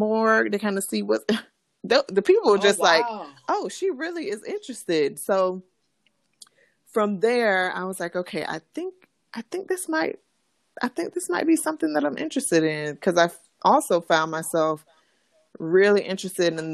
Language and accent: English; South Bay, Florida, United States; also born or lived in Tallahassee, Florida; I'm from actually a small city called South Bay. It's in Florida, Western Palm Beach County. Mm-hmm. And so, yes, I grew up in South Florida.